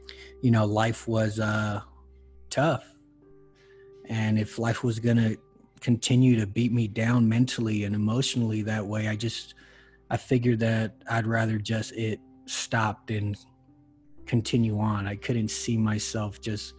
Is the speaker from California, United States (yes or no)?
yes; Los Angeles, California, United States; now in Denver, United States; I'm originally born and raised in Los Angeles, California. I currently live in Denver, Colorado.